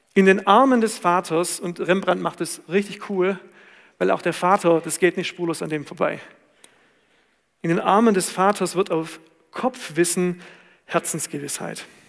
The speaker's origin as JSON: {"language": "German", "area": "Swabia", "region": "Baden-Württemberg", "country": "Germany", "said": "da, wo ich herkomme"}